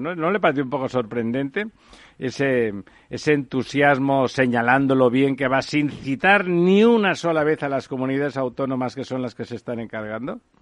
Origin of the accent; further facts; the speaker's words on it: Mediterranean coast, Spain; en mi tierra, en el Mediterráneo